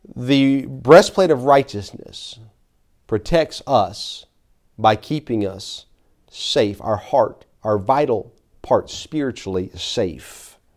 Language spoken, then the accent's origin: English; Tennessee, United States; I'm from Tennessee